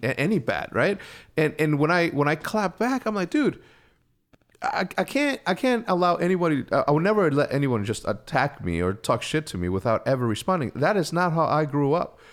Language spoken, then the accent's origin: English; Wheeling, Illinois, United States; I'm from Wheeling, Illinois